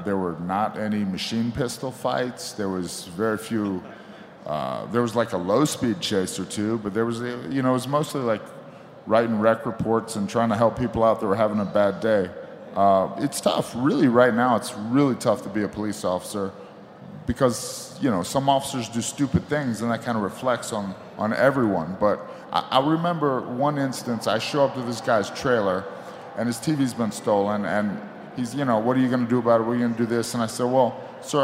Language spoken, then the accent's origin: English; United States; I got a job working for Richmond County, and it's podunk, it's redneck, it's my hometown